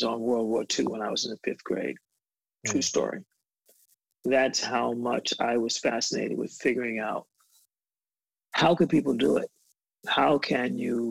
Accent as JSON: {"language": "English", "town": "New York City", "region": "New York", "country": "United States", "tie": "born or raised there", "said": "I grew up in Bed-Stuy, do or die, as we used to call it."}